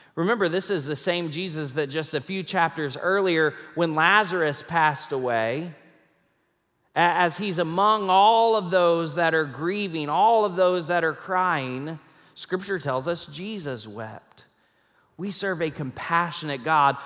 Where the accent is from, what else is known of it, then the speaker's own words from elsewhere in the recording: Rockport, Texas, United States; moved away as an adult; also born or lived in Tulsa, Oklahoma; now in Fort Worth, United States; when I was seven, we moved to Rockport, Texas, and we lived there for about ten years until I graduated from high school